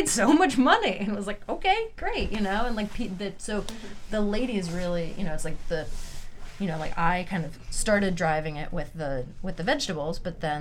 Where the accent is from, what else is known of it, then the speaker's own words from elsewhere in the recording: New York, United States; I grew up in New York